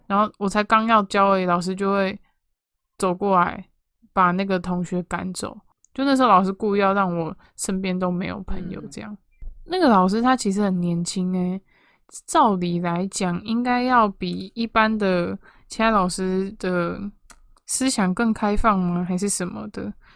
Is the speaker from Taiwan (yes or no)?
yes; Taipei, Taiwan; 我小时候，在某一间补习班，台北的时候